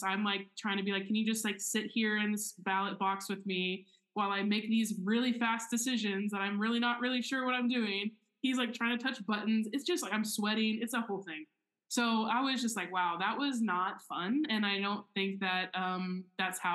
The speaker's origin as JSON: {"language": "English", "region": "Oklahoma", "country": "United States", "tie": "born or raised there", "said": "I grew up in Oklahoma, which I think has like one of the worst voter turnout rates in the country"}